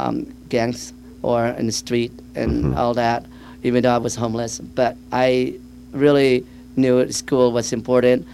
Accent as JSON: {"language": "English", "town": "Camarillo", "region": "California", "country": "United States", "tie": "born or raised there", "said": "I grew up in Camarillo, which is Ventura County"}